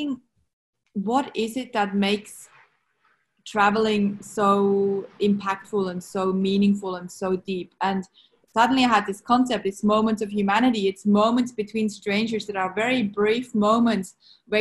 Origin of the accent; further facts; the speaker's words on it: Switzerland; English is a second language; moved away as an adult; now in Sydney, Australia; growing up in Switzerland, I didn't have ocean.